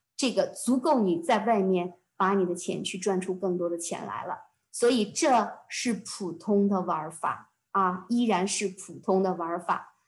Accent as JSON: {"language": "Chinese", "country": "China", "moved": "as an adult", "lives_now": "Canada", "said": "对于我们中国人来讲"}